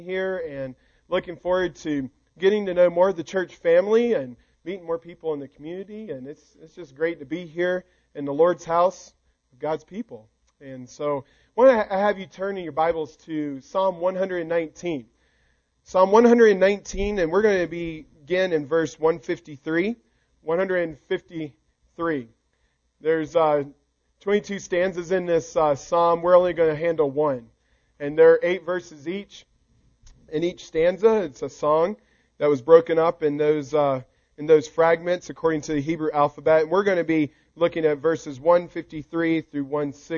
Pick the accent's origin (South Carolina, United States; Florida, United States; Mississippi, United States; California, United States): South Carolina, United States; moved away; I'm from the South. I'm from South Carolina, and we had revival meetings all the time